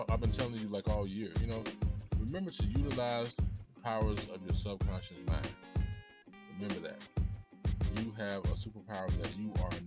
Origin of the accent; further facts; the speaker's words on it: Blythewood, South Carolina, United States; I'm from Blythewood, South Carolina